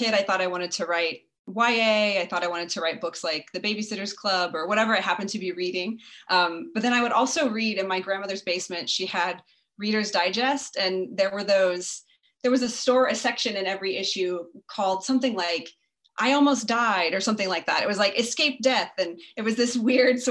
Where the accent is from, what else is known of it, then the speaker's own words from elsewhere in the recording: Lubbock, Texas, United States; also born or lived in Turkey, Texas; I was born in Lubbock, Texas, and I grew up an only child, although I ended up having six step siblings later. But as a child, I was only child in a rural area